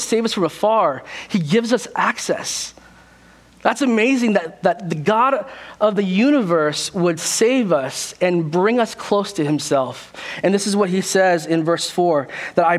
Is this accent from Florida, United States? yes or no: no; California, United States; born or raised there; also born or lived in South Korea